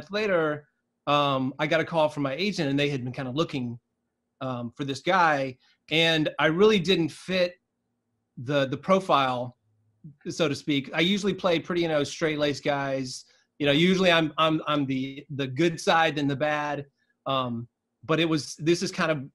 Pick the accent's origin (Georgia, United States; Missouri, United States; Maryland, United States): Georgia, United States; South; I grew up in South Georgia, kind of in the middle of nowhere.